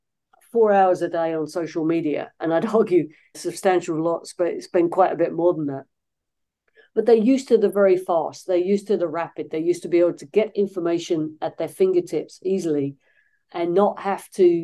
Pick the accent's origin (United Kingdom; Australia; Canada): United Kingdom; London; now in Los Angeles, United States; I'm not originally from these parts, originally from the UK, but I've been living in the United States for most of my life at this point